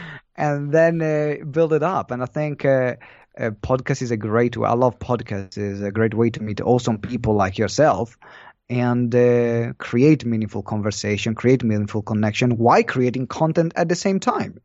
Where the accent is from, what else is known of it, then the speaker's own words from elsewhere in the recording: Maranello, Emilia-Romagna, Italy; moved away; I'm from Italy, and, uh, the city is in Maranello, which is more of a town